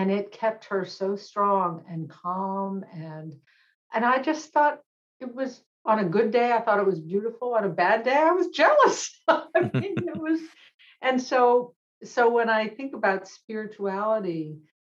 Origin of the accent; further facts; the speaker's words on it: Boston, Massachusetts, United States; I grew up in Boston